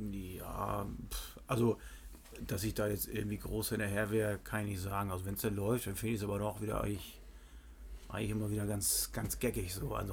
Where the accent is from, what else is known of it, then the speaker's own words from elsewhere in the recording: Switzerland; born there; Nee, ich bin ja geboren bin in der Schweiz.